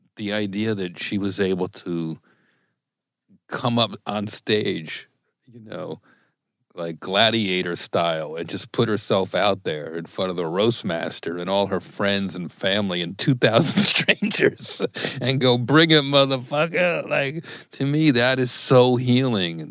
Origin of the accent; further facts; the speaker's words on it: New Jersey, United States; growing up in Jersey in the eighties